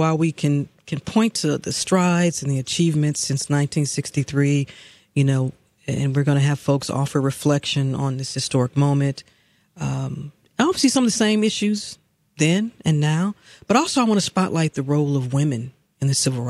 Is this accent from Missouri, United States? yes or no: yes; St. Louis, Missouri, United States; moved away as an adult; now in Atlanta, United States; my hometown of St. Louis